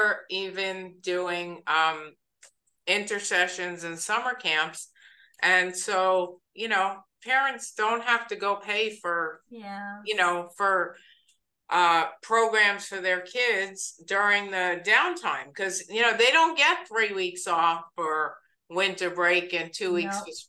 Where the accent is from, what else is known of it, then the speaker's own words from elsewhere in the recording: East Coast, United States; moved away; I'm from the East Coast